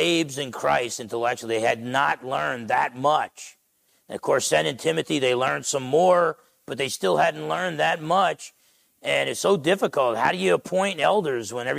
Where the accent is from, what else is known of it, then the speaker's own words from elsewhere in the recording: Essex County, New Jersey, United States; accent: New Jersey; moved away; I grew up in New Jersey.